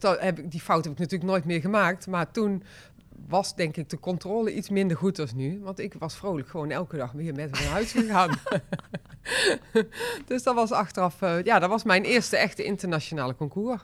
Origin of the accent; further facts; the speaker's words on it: 's-Hertogenbosch, North Brabant, Netherlands; also born or lived in Rosmalen; ik ben eigenlijk een echte Brabander. Ik ben in uh, geboren. En ik heb, daarna hebben wij in Den Bosch gewoond. Ik ben opgegroeid met een zus